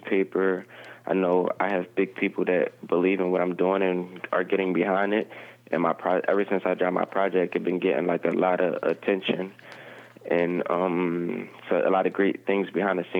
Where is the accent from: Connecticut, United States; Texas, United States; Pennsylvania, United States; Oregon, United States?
Pennsylvania, United States; Philadelphia